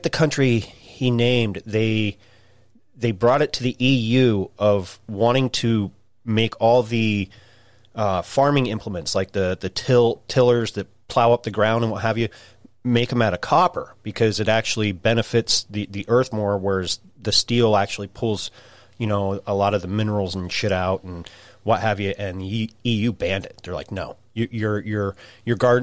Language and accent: English; Idaho, United States; I'm from Idaho. I live there